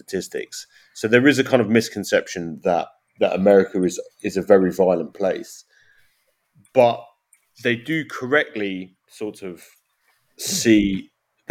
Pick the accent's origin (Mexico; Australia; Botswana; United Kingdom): United Kingdom; now in United States; as a Brit